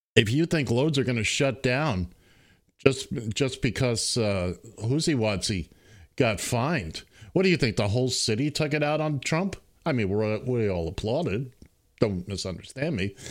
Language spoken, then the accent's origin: English; New York City, New York, United States; I grew up in Manhattan